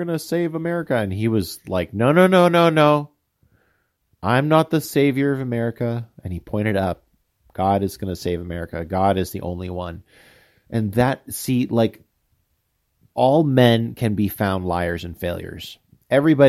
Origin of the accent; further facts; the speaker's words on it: United States; moved away as an adult; also born or lived in Taipei, Taiwan; I'm a fat American